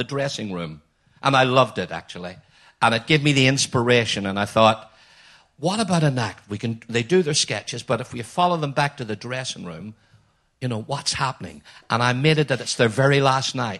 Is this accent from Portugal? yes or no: no; Belfast, Northern Ireland, United Kingdom; from Belfast like me